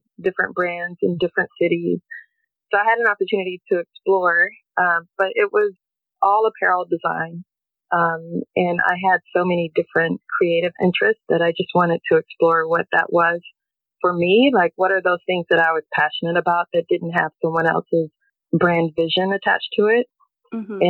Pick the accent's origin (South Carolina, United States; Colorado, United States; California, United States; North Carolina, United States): North Carolina, United States; moved away as an adult; now in Portland, United States; I'm originally from North Carolina. I moved to the West Coast in the 90s for my career